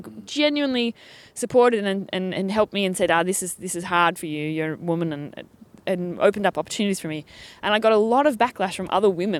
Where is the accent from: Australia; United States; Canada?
Australia; accent: Australian; my accent has become a lot more... Oh, when I talk to other Australians, it comes out a bit more, but and it's become a little bit milder.